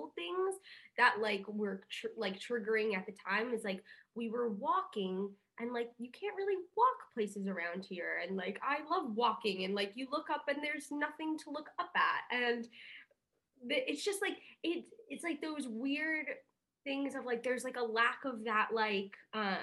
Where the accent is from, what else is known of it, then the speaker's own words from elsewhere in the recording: New York, United States; moved away as an adult; now in Los Angeles, United States; I grew up in New York. Like I've spent my whole life in New York